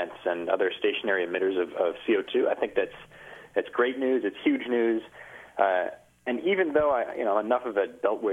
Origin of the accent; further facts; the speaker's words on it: Kalamazoo, Michigan, United States; growing up in Kalamazoo, Michigan for basically my whole life